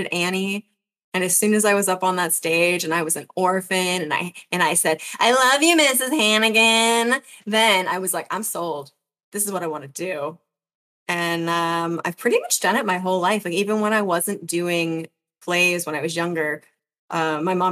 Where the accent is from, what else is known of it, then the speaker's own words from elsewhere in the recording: United States; I'm American